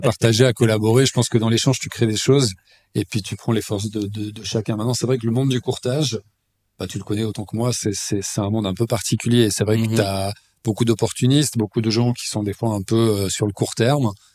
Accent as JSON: {"language": "French", "town": "Lausanne", "region": "Vaud", "country": "Switzerland", "tie": "born or raised there", "also_born_or_lived": "Épalinges", "said": "je suis né à Lausanne, j'ai grandi dans cette ville, une ville que je connais très bien"}